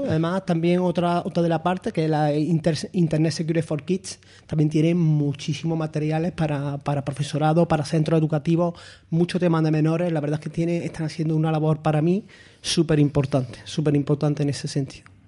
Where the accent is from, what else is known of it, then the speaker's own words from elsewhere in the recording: Andalusia, Spain; moved away as an adult; also born or lived in León; now in Málaga, Spain; siendo andaluz, cinco años fuera de Andalucía